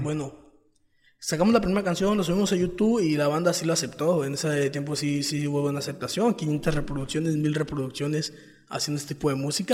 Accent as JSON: {"language": "Spanish", "town": "Playa del Carmen", "region": "Quintana Roo", "country": "Mexico", "tie": "born or raised there", "said": "soy quintanarroense, nací en Playa de Carmen"}